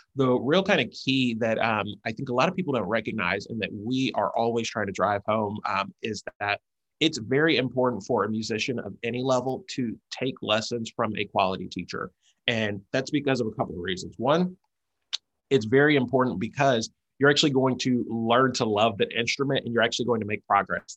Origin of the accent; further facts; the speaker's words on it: College Park, Georgia, United States; moved away as an adult; also born or lived in San Francisco; I'm originally from College Park, Georgia.